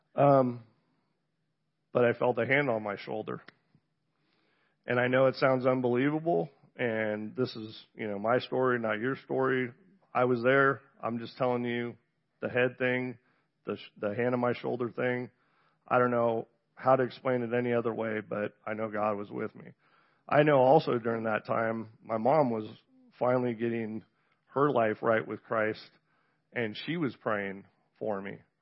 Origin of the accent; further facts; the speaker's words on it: Encinitas, California, United States; also born or lived in San Diego, California; I was born in San Diego, California, grew up in Southern California, so you can say I'm from the South. Um, Encinitas, to be exact